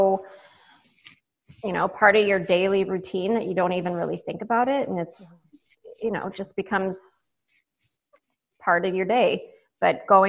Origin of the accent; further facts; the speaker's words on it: United States; I'm American